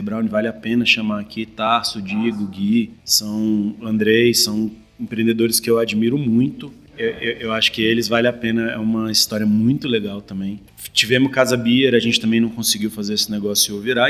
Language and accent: Portuguese; Brasília, Federal District, Brazil; Eu sou nascido e criado em Brasília